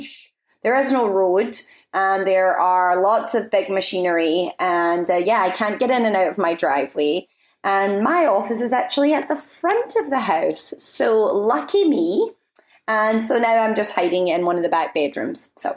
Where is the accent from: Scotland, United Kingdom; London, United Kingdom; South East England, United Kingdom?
Scotland, United Kingdom; now in United States; I've been in Scotland, so if you're wondering why my accent is possibly, potentially, maybe a little bit stronger than previous episodes, it's because I've been around my family for the last month.